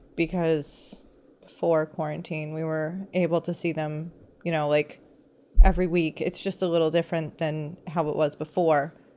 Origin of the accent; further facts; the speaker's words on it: United States; me being American